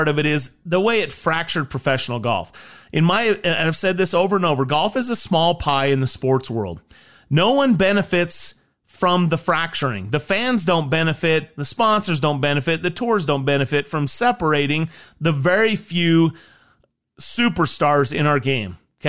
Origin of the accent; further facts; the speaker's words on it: United States; As an American, as a patriotic American